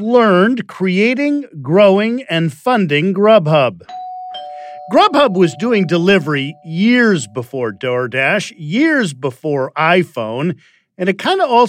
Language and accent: English; Chicago, Illinois, United States; I'm from Chicago.